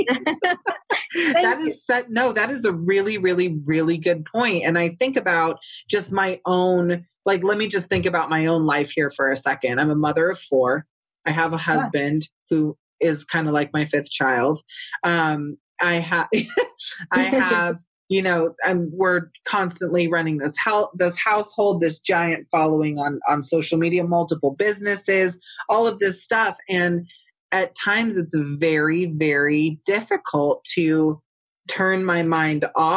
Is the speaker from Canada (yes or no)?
no; California, United States; moved away; I'm from California originally, so I can judge my state